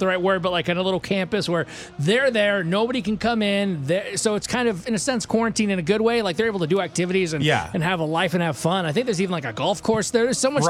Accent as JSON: {"language": "English", "region": "Michigan", "country": "United States", "moved": "yes", "lives_now": "San Antonio, United States", "said": "I'm from Michigan originally."}